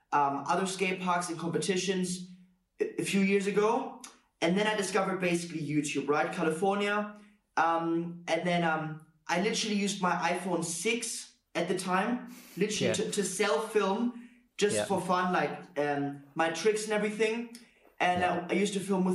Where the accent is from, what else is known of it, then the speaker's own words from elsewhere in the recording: Germany; moved away as an adult; also born or lived in Corby, England; now in Warrington, United Kingdom; I used to live in Germany, so I did school in Germany. I did college in Germany. And then at the age of 18, I moved from Germany to the UK